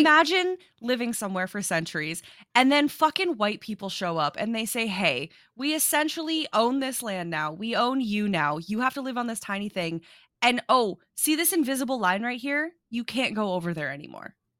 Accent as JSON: {"language": "English", "region": "South Dakota", "country": "United States", "tie": "born or raised there", "said": "I grew up in South Dakota"}